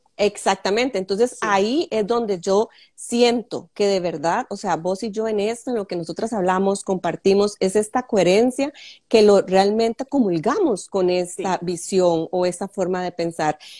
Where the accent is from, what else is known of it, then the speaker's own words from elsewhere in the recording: Sámara, Guanacaste, Costa Rica; yo soy de Samara o sea, nativa eh, samareña